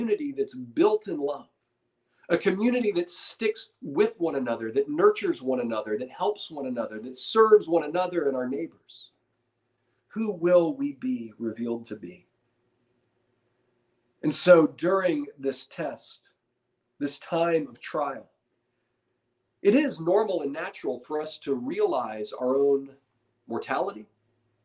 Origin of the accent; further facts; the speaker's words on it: United States; as modern American Christians